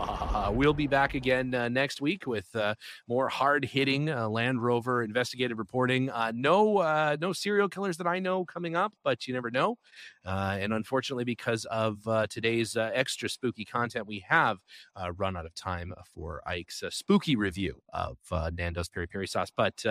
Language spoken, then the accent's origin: English; Canada; I first bring the car to Canada for a little while. Obviously, I can do that. I'm a Canadian citizen, so it's not a big deal.